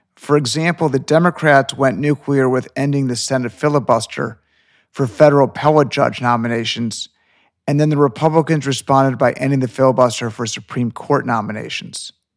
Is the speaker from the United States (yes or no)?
yes; Illinois, United States; moved away as an adult; now in Florida, United States; I was born in Illinois, which is a blue state.